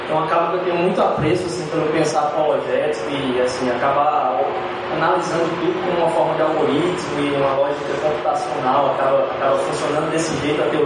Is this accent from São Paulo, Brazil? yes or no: no; Recife, Pernambuco, Brazil; É, sou de Recife também, vocês, como vocês vão perceber pelo sotaque aqui.